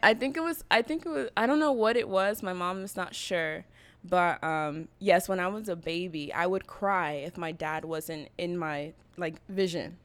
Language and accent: English; Berkeley, California, United States; moved away as an adult; also born or lived in Oakland / San Diego; now in Venice, Los Angeles, United States; I grew up in Berkeley